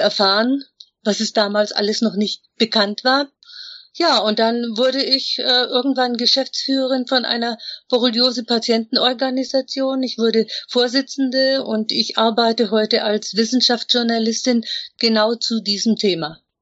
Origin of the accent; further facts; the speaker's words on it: Upper Franconia, Bavaria, Germany; moved away; Ich komme eigentlich aus Oberfranken, aus einer Stadt, wo man eigentlich gar nichts werden konnte. Aber ich bin rechtzeitig genug weggegangen